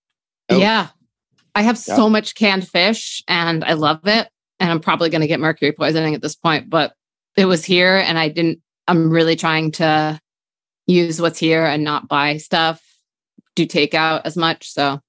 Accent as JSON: {"language": "English", "town": "New Haven", "region": "Connecticut", "country": "United States", "tie": "born or raised there", "said": "I was like that when I grew up in New Haven."}